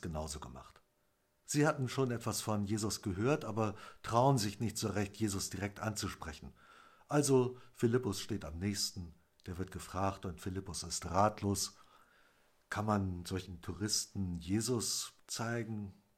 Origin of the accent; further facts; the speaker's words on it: Wendland, Lower Saxony, Germany; bei uns im Wendland